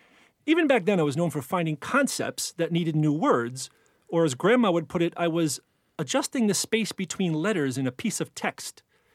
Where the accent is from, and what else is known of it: Hoboken, New Jersey, United States; born or raised there; accent: Jersey; now in New York City, United States